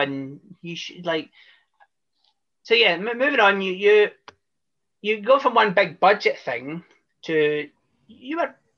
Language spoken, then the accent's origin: English; Scotland, United Kingdom; I'm Scottish